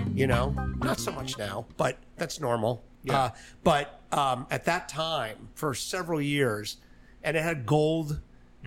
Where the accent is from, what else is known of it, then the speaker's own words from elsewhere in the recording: Miami, Florida, United States; moved away; also born or lived in New York; I was born in New York. I was in Florida though, in Miami. Uh, I went to high school down the street here.